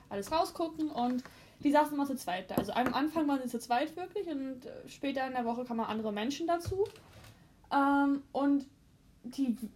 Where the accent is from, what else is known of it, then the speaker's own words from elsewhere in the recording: Finland; diese weltberühmte Internetpasta, Filterpasta gemacht die ja aus meinem Heimatland eigentlich stammt, aus Finnland.